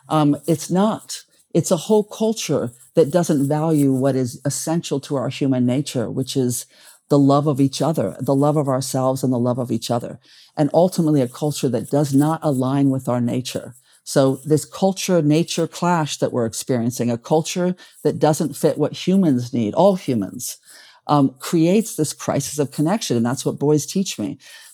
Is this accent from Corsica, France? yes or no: no; Paris, Île-de-France, France; born there; also born or lived in China / United Arab Emirates; I've lived in China for many years. Abu Dhabi in the United Arab Emirates, you know, in Europe. I was born in Paris.